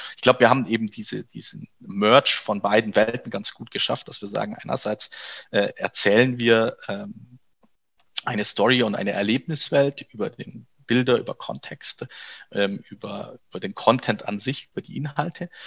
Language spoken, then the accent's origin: German; Kempten, Bavaria, Germany; moved away as an adult; also born or lived in Berlin; Kempten, und das ist meine Geburtsstadt, da komme ich her